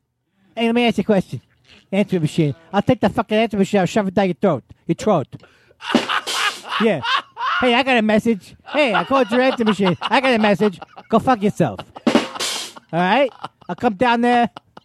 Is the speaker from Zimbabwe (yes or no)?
no; Queens, New York, United States; I'm from Queens.